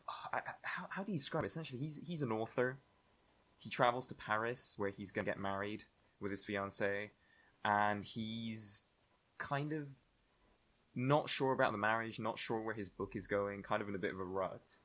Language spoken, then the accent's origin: English; Spain; moved away; growing up in Spain and doing the Spanish baccalaureate